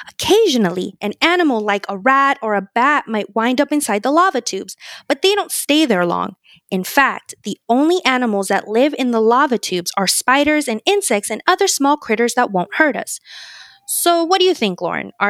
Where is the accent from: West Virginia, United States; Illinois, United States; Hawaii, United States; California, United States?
Hawaii, United States; I was born and raised in Hawaii, so I also know a lot about Pele and the ancient Hawaiian myths about volcanoes.